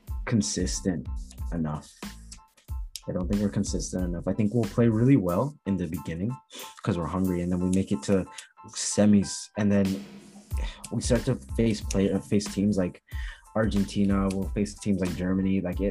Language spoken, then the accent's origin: English; Jamaica; You know, I'm Jamaican, so you know it's a bit of a bias.